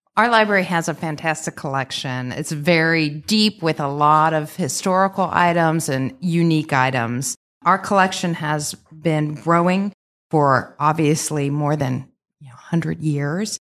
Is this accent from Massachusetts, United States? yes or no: no; Delhi Township, Ohio, United States; also born or lived in Clifton, Cincinnati; I grew up in Delhi. My parents and my sister still live in Delhi